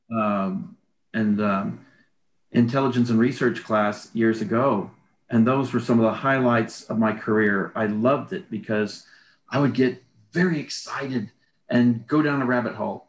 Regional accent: Texas, United States; accent: Texas; now in Tucson, United States; I really let my Texas accent come back.

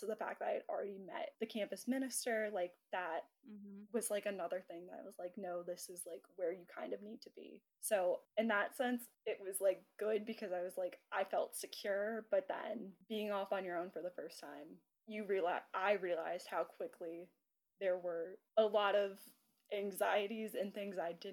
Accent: United States; growing up in the States

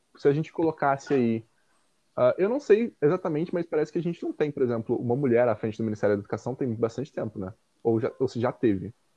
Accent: Minas Gerais, Brazil; moved away; de onde eu venho, numa cidade do interior lá de Minas Gerais

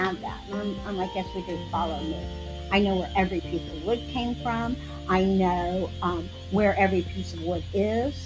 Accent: Clearwater, Florida, United States; now in Tarpon Springs, United States; I'm originally from Clearwater. I was born and raised in Clearwater.

